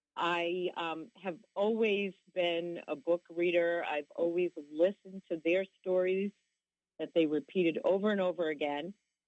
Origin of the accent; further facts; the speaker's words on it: Massachusetts, United States; moved away as an adult; also born or lived in Brunswick, Maine; now in New York City, United States; Okay, well, I am born and raised in Massachusetts.